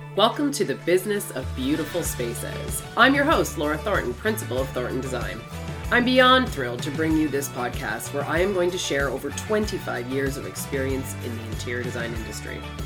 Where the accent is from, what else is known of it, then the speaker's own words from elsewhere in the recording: Canada; I'm Canadian